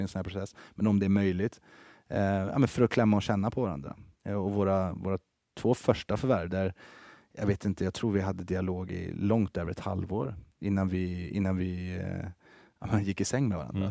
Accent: Karlstad, Värmland, Sweden; moved away as an adult; also born or lived in Helsingborg; now in Stockholm, Sweden; jag är uppväxt i Karlstad eh, i Värmland

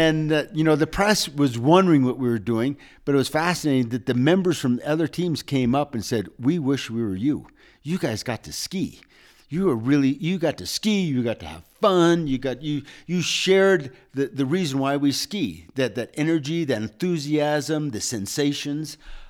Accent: United States; But we went to Interski confident in the idea that we're American, we're independent, we don't all like to follow.

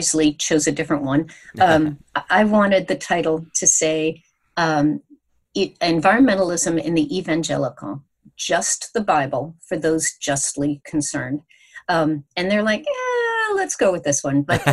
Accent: United States; we as American Christians

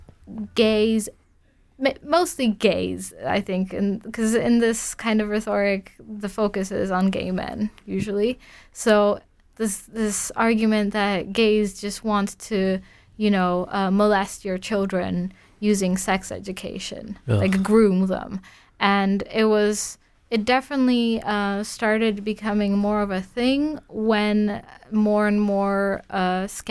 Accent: Warsaw, Masovian Voivodeship, Poland; I'm from Warsaw, the capital

